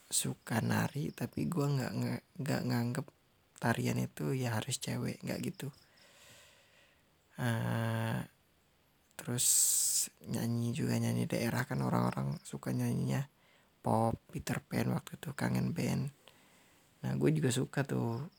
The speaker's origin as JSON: {"language": "Indonesian", "region": "Jambi", "country": "Indonesia", "said": "identitas gue melebarkan sebagai orang Jambi."}